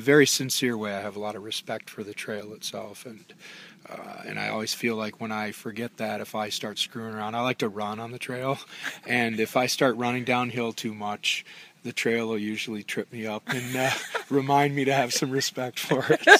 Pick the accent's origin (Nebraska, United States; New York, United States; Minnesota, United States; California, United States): Minnesota, United States; I'm from Minnesota, and we have a, a, lot of water